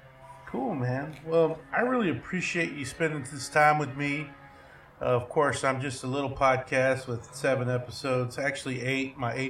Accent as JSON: {"language": "English", "town": "Abilene", "region": "Texas", "country": "United States", "tie": "born or raised there", "said": "I grew up in Abilene"}